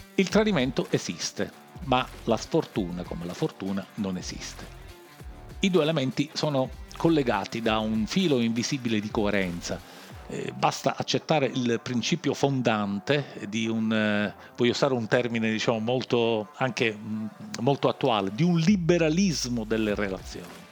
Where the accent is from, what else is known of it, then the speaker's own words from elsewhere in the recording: Palermo, Sicily, Italy; come diciamo noi a Palermo